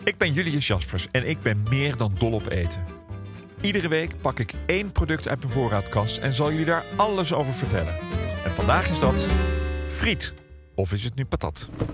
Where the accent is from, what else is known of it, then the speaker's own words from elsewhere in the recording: Ouderkerk, Netherlands; mijn geboortedorp Oudekerk